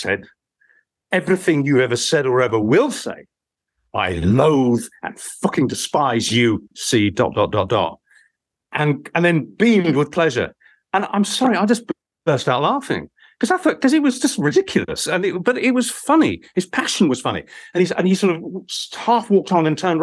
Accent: Romford, London, United Kingdom; moved away; If I went back to my hometown, you know, because he was obviously a man. If I went back to Romford in Essex

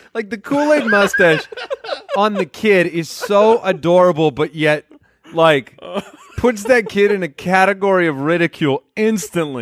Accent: Arizona, United States; we grew up in Arizona where it was one hundred twenty degrees outside

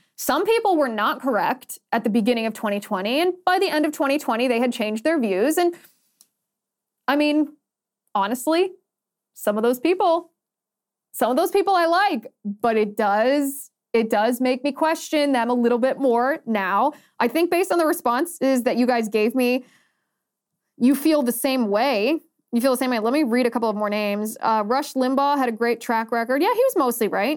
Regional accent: Ohio, United States; Ohio is my home state

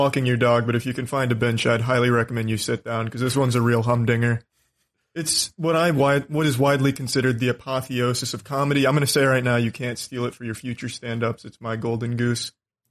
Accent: Tampa, Florida, United States; my hometown, which is Tampa.

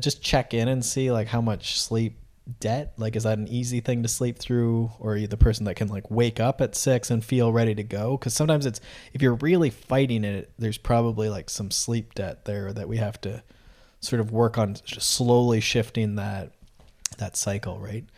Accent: Canada; I'm from Canada

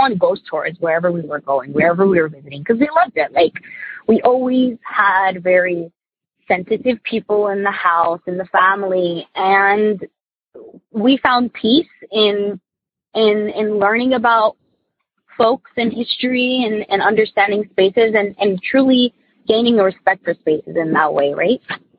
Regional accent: New Jersey, United States; I'm from Jersey.

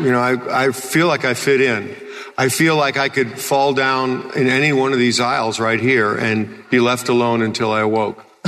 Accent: Chicago, Illinois, United States; moved away; I came from Chicago and, in the Second City Theater

